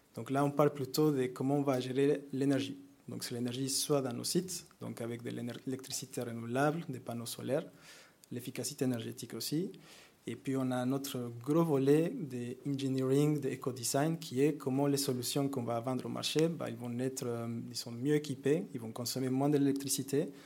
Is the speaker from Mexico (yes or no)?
yes; Mexico; French is a second language; moved away; moi je viens du Mexique. Donc vous m'excusez avec l'accent